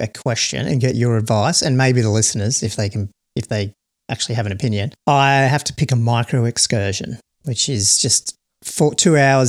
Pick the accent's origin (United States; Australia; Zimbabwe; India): Australia; being an Australian